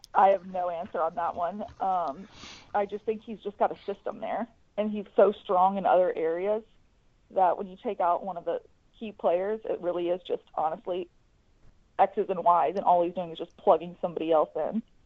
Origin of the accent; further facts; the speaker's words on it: Atlanta, Georgia, United States; I grew up in Atlanta